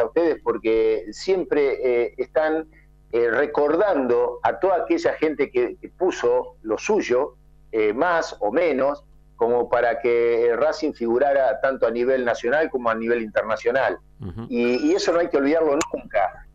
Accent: southern Córdoba, Argentina; moved away; yo vengo del sur de Córdoba

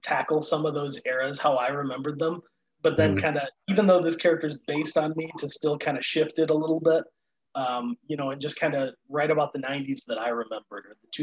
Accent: Chicago, Illinois, United States; I'm from Chicago area

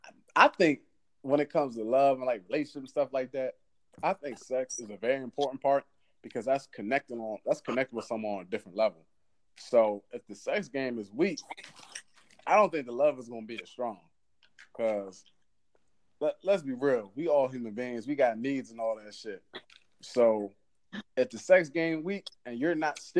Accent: Maryland, United States; accent: DC accent; I'm from Maryland.

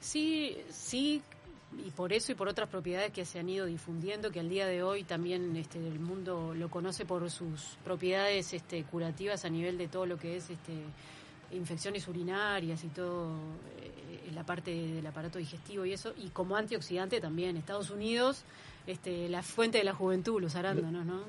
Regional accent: Montevideo, Uruguay; vengo de Colón, del barrio Colón, de Montevideo

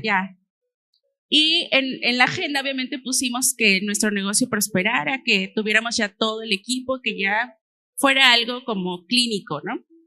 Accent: Xalapa, Veracruz, Mexico; moved away; nosotros somos de Jalapa

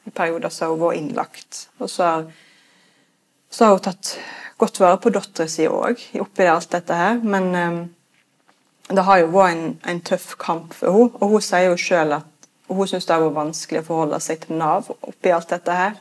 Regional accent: Norway; Vi nordmenn er jo veldig opptatt av frihet

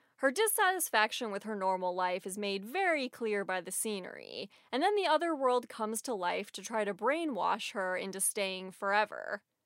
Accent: St. Louis, Missouri, United States; moved away as an adult; also born or lived in Los Angeles; I moved away from my hometown of Saint Louis, where all my friends and family are, to Los Angeles

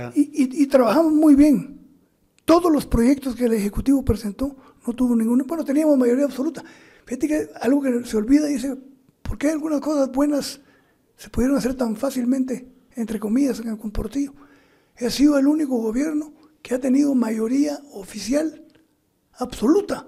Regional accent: Guatemala; moved away; also born or lived in Mexico; soy guatemalteco

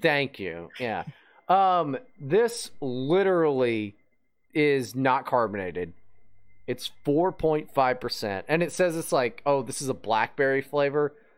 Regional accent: West Virginia, United States; moved away as an adult; I grew up in West Virginia

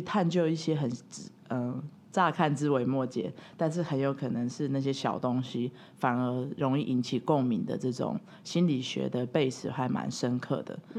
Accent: Taiwan; moved away as an adult; also born or lived in Italy / Shanghai; 我是一个土生土长的台湾人

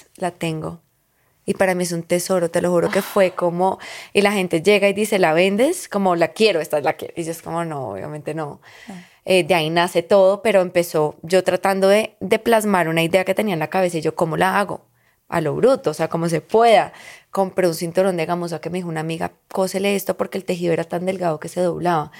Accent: Colombia; also born or lived in Lebanon; aquí la prima y yo somos libanesas, colombianas

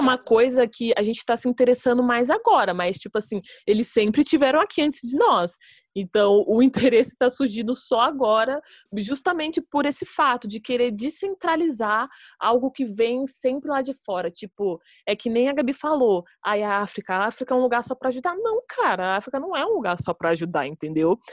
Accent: Brazil; a gente é brasileiro, a gente também é latino

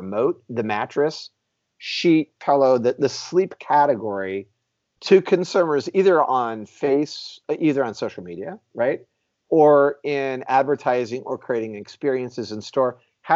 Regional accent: Houston, Texas, United States; That's my hometown

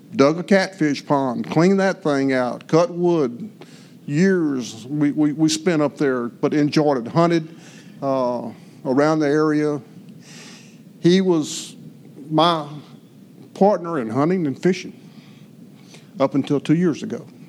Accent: Fort Natchez, United States; we grew up here in Fort Natchez on Montrose Street

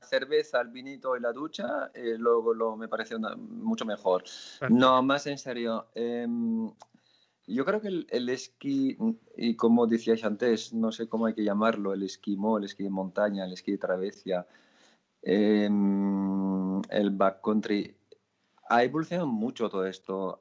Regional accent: France; moved away; also born or lived in Pyrenees; yo soy francés

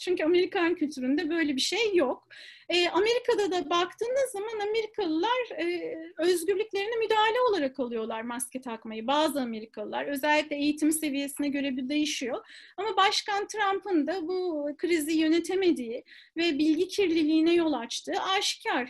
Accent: Istanbul, Turkey; moved away as an adult; also born or lived in United States; ben İstanbul'da doğdum. Ondan sonra ilk orta lise eğitimini ve üniversite eğitimini İstanbul'da aldım.

